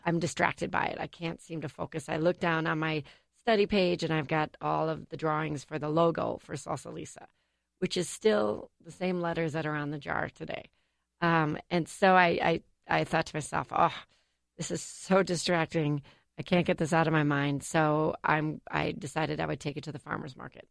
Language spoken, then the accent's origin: English; United States; I grew up in Whitbread Lake